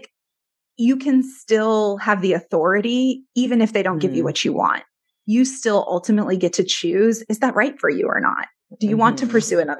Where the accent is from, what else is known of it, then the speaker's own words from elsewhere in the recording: Detroit, Michigan, United States; I was born in Detroit